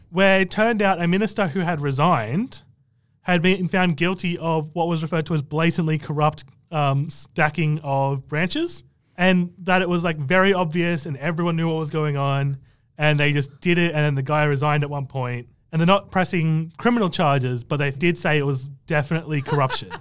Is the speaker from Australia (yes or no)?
yes; Canberra, Australian Capital Territory, Australia; I'm from Canberra